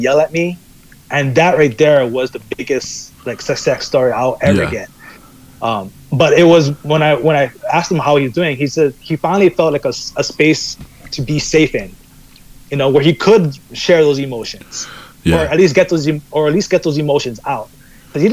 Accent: Kailua, Hawaii, United States; moved away; I come from like this more like, Kailua is a smaller town

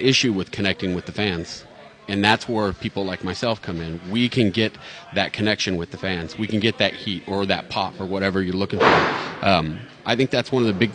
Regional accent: New York City, New York, United States; now in Springfield, United States; Born and raised in Manhattan, New York

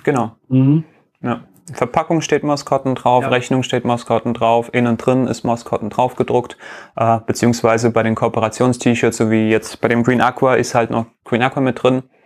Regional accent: Riga, Latvia; moved away; in Lettland äh, mein Geburtsland, ich bin ja äh, aus Riga ursprünglich

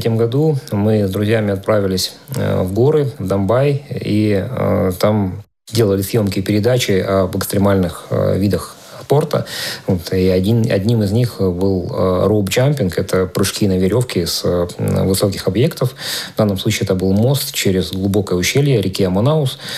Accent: Maykop, Adygea, Russia; которую собирали мои земляки, там, мои одноклассники, однокурсники в моем родном городе, в Майкопе.

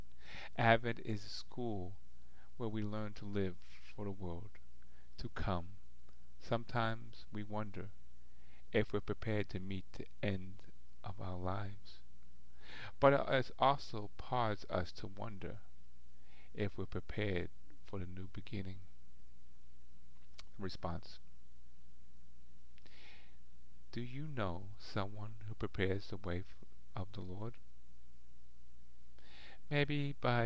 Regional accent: Boston, Massachusetts, United States; I'm in from Boston

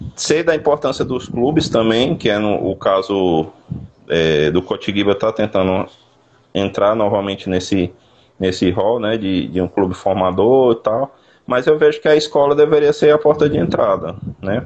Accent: Teresina, Piauí, Brazil; now in Sergipe, Brazil; Eu, eu, sou natural do Piauí, sou de Teresina.

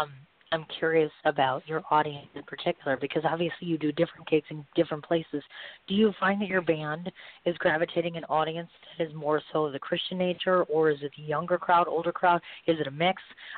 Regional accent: India; As an Indian musician, it's really tough to get exposure.

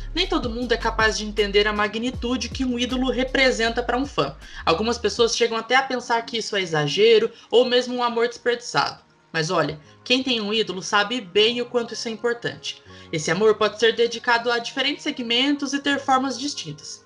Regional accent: interior of Minas Gerais, Brazil; Eu sou do interior de Minas Gerais

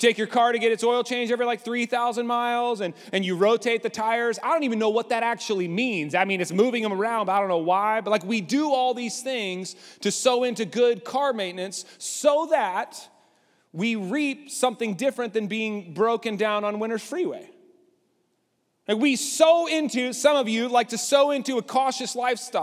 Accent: Lubbock, Texas, United States; I grew up in Lubbock.

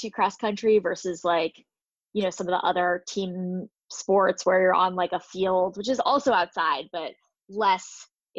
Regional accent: New Jersey, United States; I am from New Jersey and I grew up in the suburbs

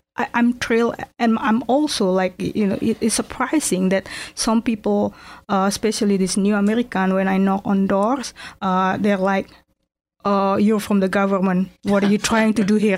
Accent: Jakarta, Indonesia; English is a second language; moved away as an adult; now in Erie, United States; I'm from Jakarta, Indonesia

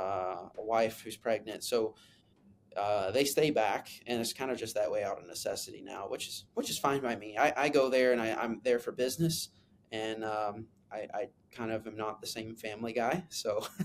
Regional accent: Kentucky, United States; I grew up in Kentucky

